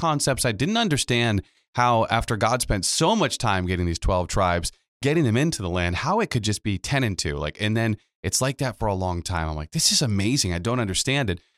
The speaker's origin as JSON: {"language": "English", "town": "Pawtucket", "region": "Rhode Island", "country": "United States", "tie": "born or raised there", "said": "my, uh, hometown where I'm born and raised in Pawtucket"}